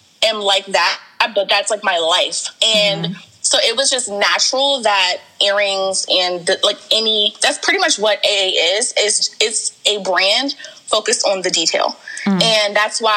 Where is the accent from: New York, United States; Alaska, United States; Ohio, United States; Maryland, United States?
Maryland, United States; Largo; also born or lived in Warrenton, Virginia; I moved to Maryland when I think I'm maybe like seven. So like first or second grade. And I kind of grew up in like the Largo area